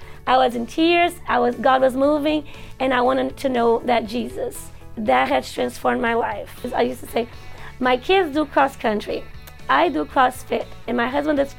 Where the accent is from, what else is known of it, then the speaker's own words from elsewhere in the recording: Brazil; now in Georgia, United States; I grew up very simple in Brazil. Life was very simple, very humble.